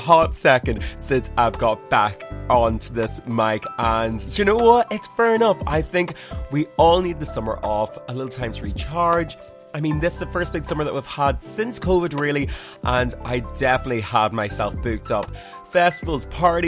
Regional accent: County Armagh, Northern Ireland, United Kingdom; now in Dublin, Ireland; oh, Armagh

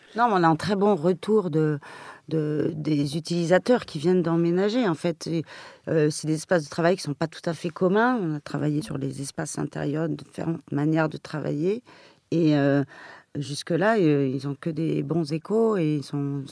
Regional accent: Paris, Île-de-France, France; je suis parisienne depuis toujours. Euh, ma jeunesse était celle d'une parisienne

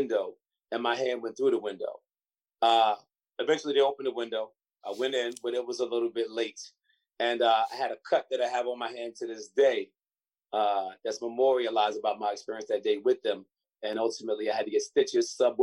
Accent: Long Beach, New York, United States; I was born and raised in Long Beach

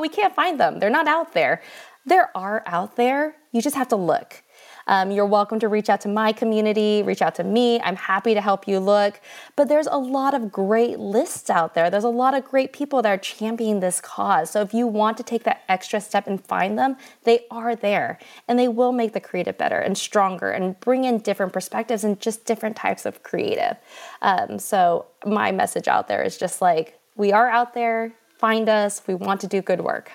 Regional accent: United States; I'm American

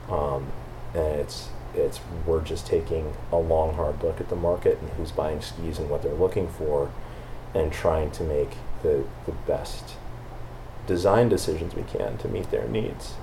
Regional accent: Vermont, United States; I grew up in Vermont, um, ski racing.

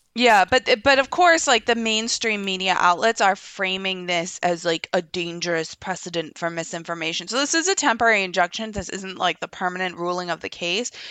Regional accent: United States; as an American

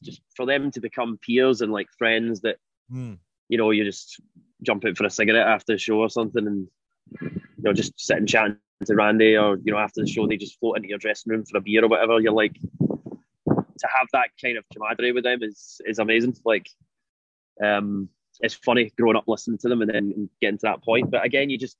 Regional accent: Glasgow, Scotland, United Kingdom; we grew up in Glasgow going to see gigs there

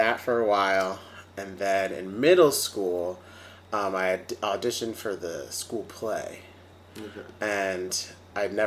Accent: Long Island, New York, United States; I grew up on Long Island, and I did music and stuff there.

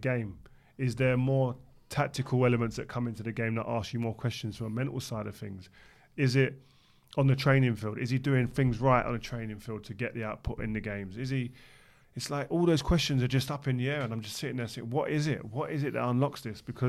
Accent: London, United Kingdom; we're from South London

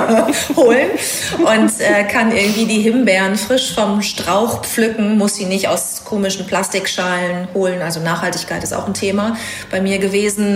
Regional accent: North Rhine-Westphalia, Germany; moved away; also born or lived in Hamburg; Ich bin äh, in Ostwestfalen groß geworden

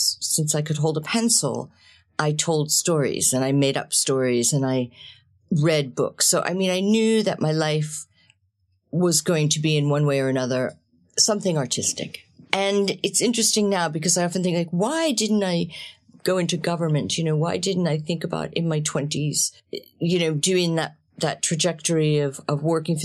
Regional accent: New Jersey, United States; I'm the youngest of seven children in an Italian-American family. We grew up in New Jersey.

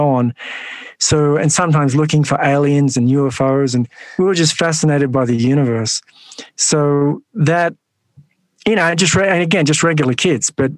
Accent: Sydney, New South Wales, Australia; So I grew up in the western suburbs of Sydney in a housing commission home.

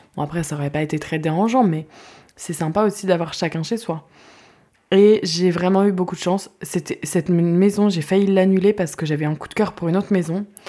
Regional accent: Guérande, Pays de la Loire, France; moved away; also born or lived in Sweden / La Baule area; j'ai grandi moi à Guérande

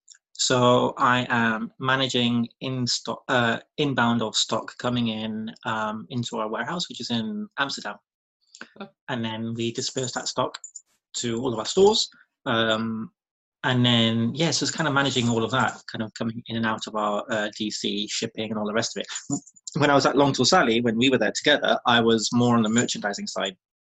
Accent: Cardiff, Wales, United Kingdom; also born or lived in Bristol; I was raised in Wales, but I was actually born in Bristol.

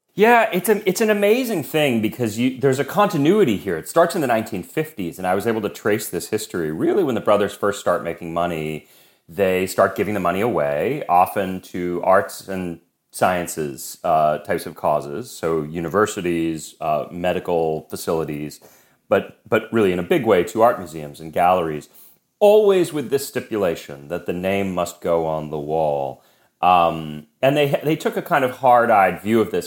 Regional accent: Boston, Massachusetts, United States; moved away; also born or lived in New York; I grew up in Boston. I've lived in New York on and off for years

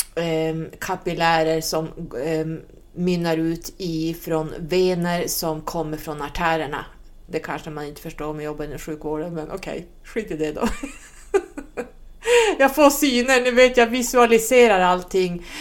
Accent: Sweden; som svensk numerolog

